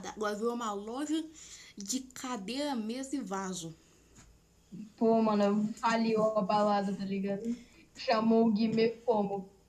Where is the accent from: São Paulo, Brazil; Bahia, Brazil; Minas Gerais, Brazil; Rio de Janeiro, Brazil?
São Paulo, Brazil; Sou paulista do interior ainda, velho.